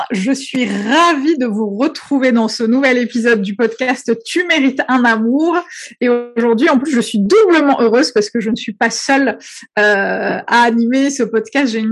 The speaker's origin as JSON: {"language": "French", "country": "Algeria", "tie": "born or raised there", "moved": "yes", "lives_now": "France", "said": "j'ai suis née, j'ai grandi en Algérie, donc il y a beaucoup beaucoup de choses que j'ai découvert en arrivant en France."}